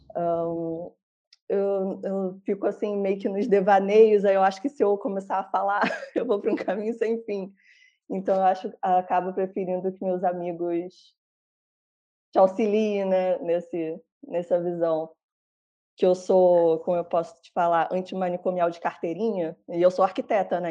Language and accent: Portuguese; Rio de Janeiro, Brazil; moved away; Eu sou do Rio